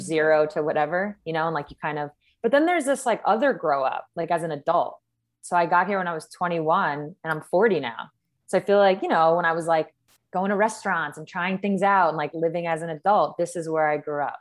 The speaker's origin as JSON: {"language": "English", "region": "East Coast", "country": "United States", "moved": "as an adult", "lives_now": "Seattle, United States", "said": "I'm from the East Coast originally"}